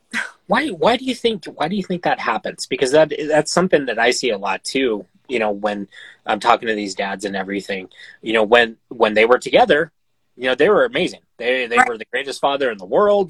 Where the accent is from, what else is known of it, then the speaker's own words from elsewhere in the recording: Montana, United States; in my home state you know montana